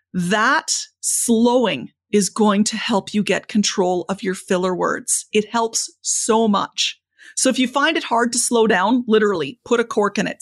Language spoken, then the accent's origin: English; Canada; I'm Canadian